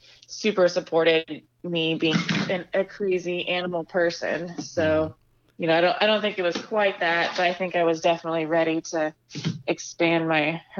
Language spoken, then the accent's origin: English; Napa, California, United States; So I grew up in Napa. Like I said earlier, I grew up super religious, Seventh-day Adventist.